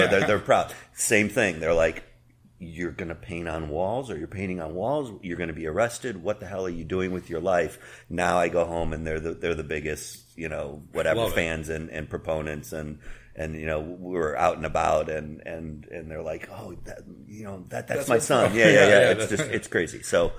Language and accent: English; Chicago, Illinois, United States; also born or lived in Cleveland, Ohio; I was born in Cleveland, and I grew up in Chicago.